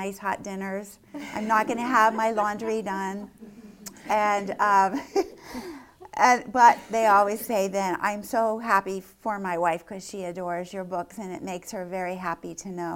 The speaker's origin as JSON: {"language": "English", "area": "Lancaster County", "region": "Pennsylvania", "country": "United States", "tie": "born or raised there", "said": "growing up in Lancaster County"}